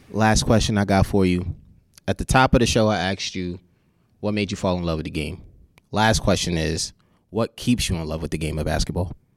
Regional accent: New York, United States; I'm from New York

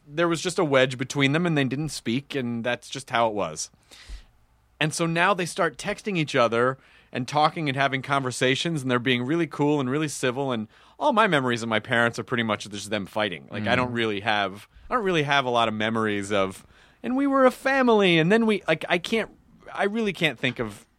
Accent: Memphis, Tennessee, United States; also born or lived in Louisville, Kentucky; we moved away when I was really, really young, and I grew up in Memphis

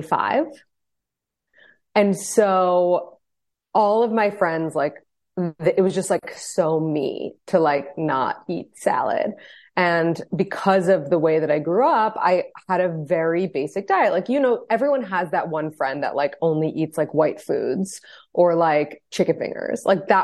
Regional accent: New York, United States; So just like a little background on me, I'm 32. I'm married from New York.

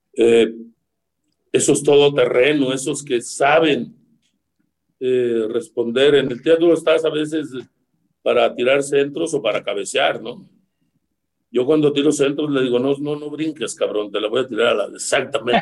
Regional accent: Ures, Sonora, Mexico; moved away; Mi equipo, el de Ures

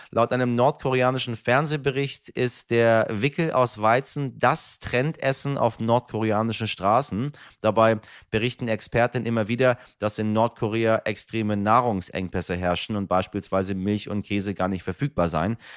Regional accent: Persian Gulf, Iran; Insbesondere als Iraner, meine Damen und Herren, auch ich stamme vom persischen Golf

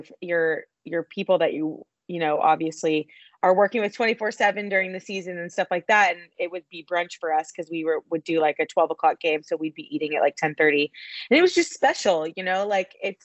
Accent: Dallas, Texas, United States; I'm from Dallas

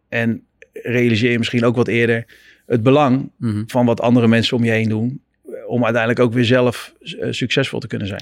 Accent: Netherlands; moved away as an adult; also born or lived in United States; als Nederlander

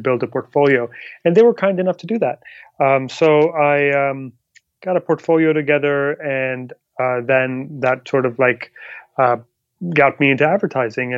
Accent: Pakistan; moved away; also born or lived in Dubai; I'm originally from Pakistan

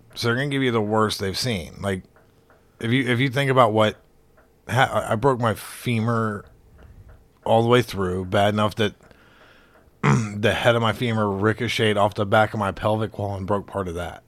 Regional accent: Alabama, United States; I'm from Alabama

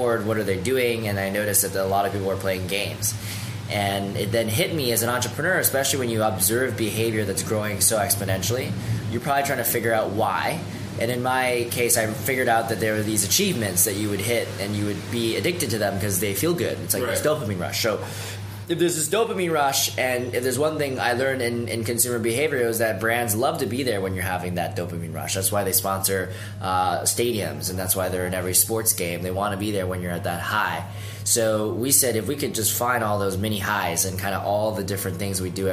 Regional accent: Vancouver, British Columbia, Canada; moved away as an adult; now in San Francisco, United States; I'm a Canadian, born and raised in Vancouver, so West Coast all the way. I moved down to San Francisco in 2010

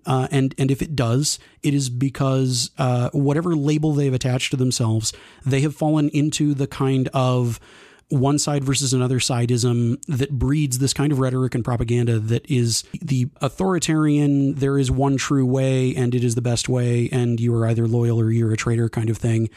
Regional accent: Texas, United States; growing up in Texas

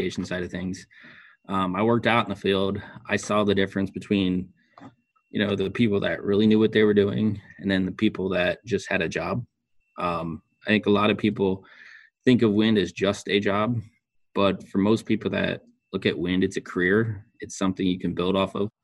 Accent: Ohio, United States; moved away as an adult; also born or lived in Iowa; I grew up in Ohio

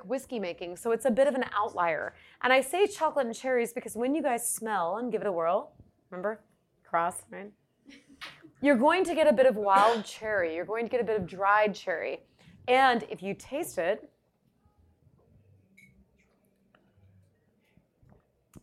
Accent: Georgia, United States; my Southern heritage. So I'm from Georgia and I come from a bourbon tradition

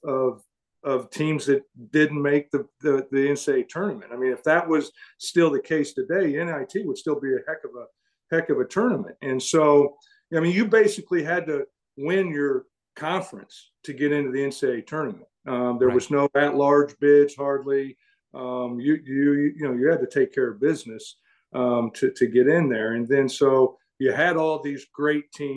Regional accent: Indianapolis, Indiana, United States; I grew up in Indianapolis.

